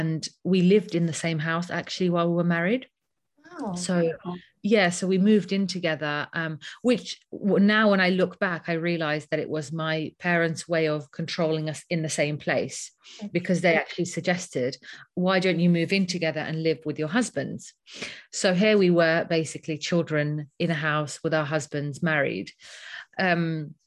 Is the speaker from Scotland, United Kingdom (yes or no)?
no; London, United Kingdom; I grew up in London. I wasn't born here, but I grew up in London since around the age of 11.